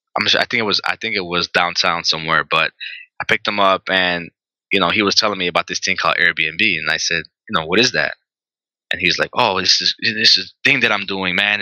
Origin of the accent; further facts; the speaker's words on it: Chicago, Illinois, United States; I'm pretty much born and raised here